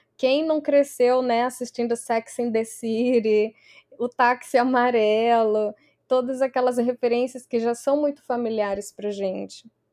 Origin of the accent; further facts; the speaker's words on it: Barueri, São Paulo, Brazil; moved away as an adult; also born or lived in Santos, Brazil / Houston, Texas, United States; now in New York, United States; eu sou da Grande São Paulo, uma cidade relativamente pequena, Barueri